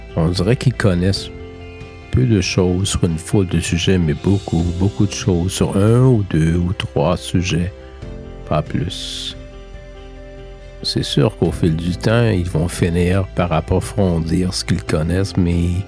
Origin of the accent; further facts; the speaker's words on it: Canada; Chez nous, au Canada